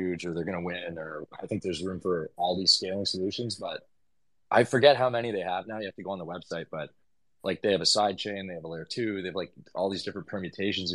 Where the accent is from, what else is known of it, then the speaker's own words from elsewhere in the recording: Vancouver, British Columbia, Canada; moved away as an adult; also born or lived in Tofino, Canada; now in Portugal; I'm from Vancouver originally